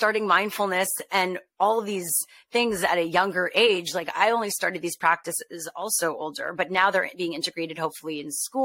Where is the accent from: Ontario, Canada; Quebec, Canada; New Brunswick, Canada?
Quebec, Canada; Montreal; I'm from Montreal. So my first internship was Just for Laughs.